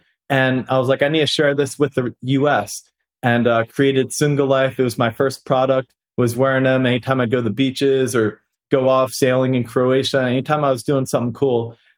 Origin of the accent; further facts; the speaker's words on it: Pennsylvania, United States; moved away as an adult; also born or lived in Florida; I grew up in Pennsylvania, did my undergrad at UCF in Florida